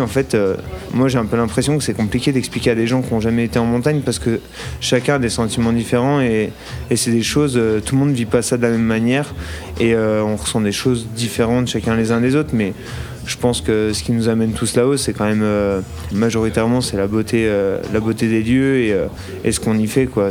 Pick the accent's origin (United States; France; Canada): France; Burgundy, Bourgogne-Franche-Comté; moved away as an adult; now in Chamonix, France; Moi, je suis de Bourgogne et du coup, je suis venu habiter à Chamonix maintenant il y a 4 ans